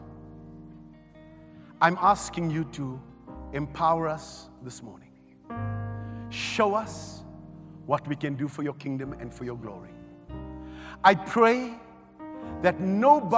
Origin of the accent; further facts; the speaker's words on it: Johannesburg, Gauteng, South Africa; also born or lived in Riverlea; I grew up in Cori, but I was born in Rivoli